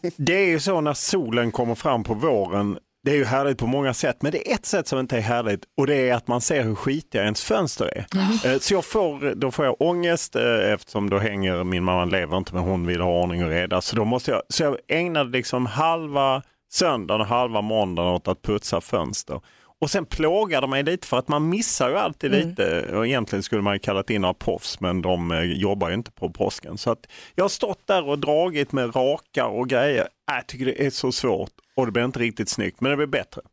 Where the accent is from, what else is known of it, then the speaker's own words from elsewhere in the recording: Lund, Skåne, Sweden; om man vuxit upp i Lund